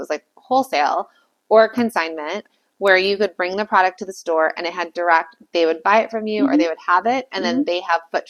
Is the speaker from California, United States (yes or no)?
yes; Calabasas, California, United States; Yeah. I'm from Calabasas.